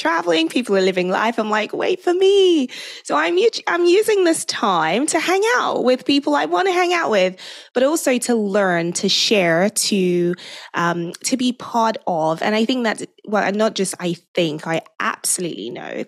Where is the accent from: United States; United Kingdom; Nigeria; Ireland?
Nigeria; moved away; I grew up in Nigeria. I'm fully Nigerian.